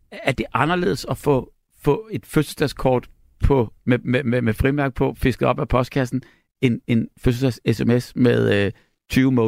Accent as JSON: {"language": "Danish", "town": "Næstved", "region": "Zealand", "country": "Denmark", "said": "jeg kommer fra Næstved, og vi har også en forestilling i morgen i Næstved."}